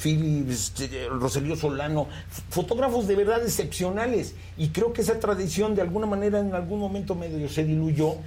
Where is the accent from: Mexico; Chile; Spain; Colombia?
Mexico; qué somos los mexicanos